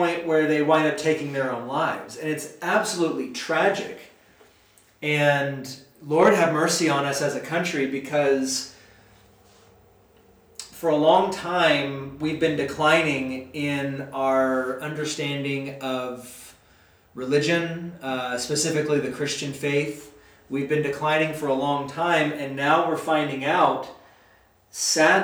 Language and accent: English; United States; I love being an American